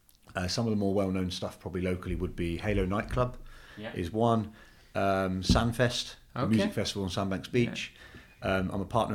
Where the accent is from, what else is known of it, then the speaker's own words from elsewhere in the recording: London, United Kingdom; also born or lived in Turkey; So I came to England when I was two, so I don't know any different.